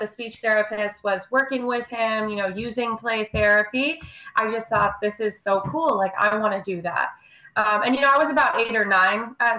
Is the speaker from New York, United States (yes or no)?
yes; New York, United States; also born or lived in Maryland; I am based in New York, born and raised in New York